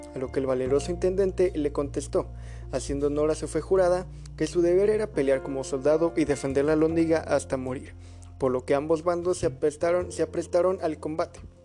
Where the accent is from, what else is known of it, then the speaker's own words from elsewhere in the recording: Mexico; el virreinato de la Nueva España, como se le llamaba anteriormente a nuestro país